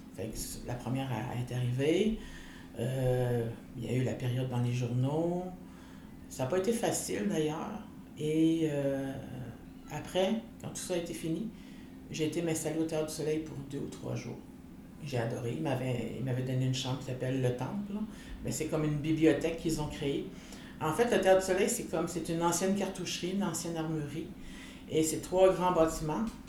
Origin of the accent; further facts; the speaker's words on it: Canada; first language French; en tant que femme inou libre